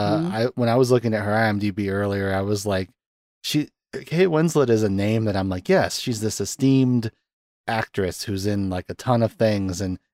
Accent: Dakota, United States; accent: Dakota; But yeah, that's where I get my Dakota accent from.

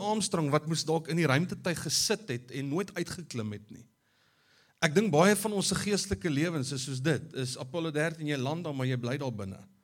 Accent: South Africa; ons as Afrikaners

